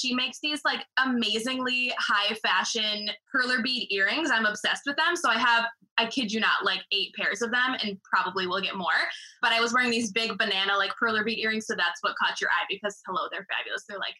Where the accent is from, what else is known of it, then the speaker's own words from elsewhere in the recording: Wisconsin, United States; I'm from Wisconsin.